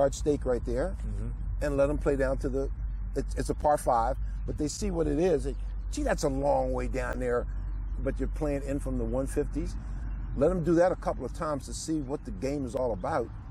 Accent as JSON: {"language": "English", "town": "Washington", "region": "District of Columbia", "country": "United States", "tie": "born or raised there", "said": "growing up on the Anacostia"}